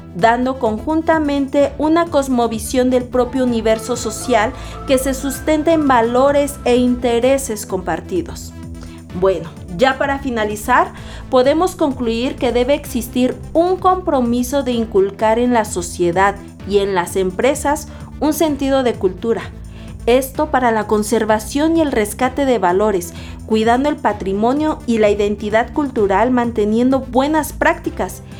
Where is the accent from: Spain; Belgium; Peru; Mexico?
Mexico; los valores que nos dan identidad como mexicanos